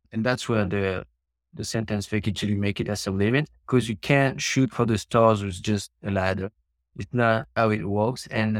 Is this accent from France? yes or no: yes; France; moved away as an adult; also born or lived in China / Hong Kong / Cambodia; now in United States; I was born in France.